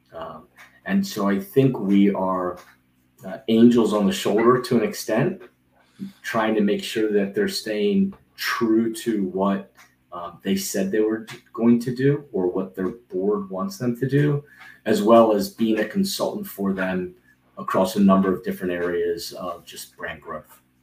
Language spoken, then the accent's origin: English; Rockville, Maryland, United States; I grew up in Rockville, Maryland